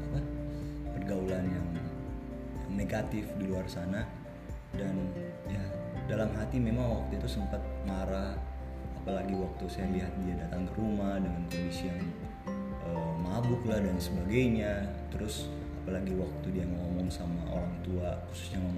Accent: Kalimantan, Indonesia; moved away; semenjak saya datang dari Kalimantan waktu itu sekitar tahun 2015

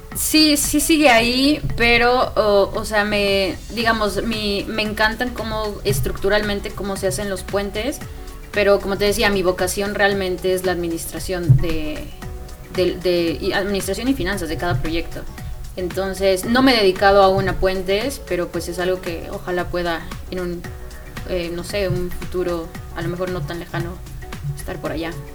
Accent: Mexico City, Mexico; also born or lived in Querétaro; yo soy de, de la Ciudad de México

